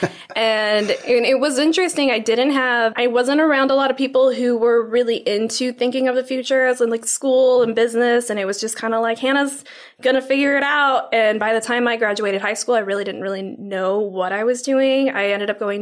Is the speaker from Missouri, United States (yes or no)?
yes; St. Louis, Missouri, United States; now in Tomball, United States; I'm from St. Louis originally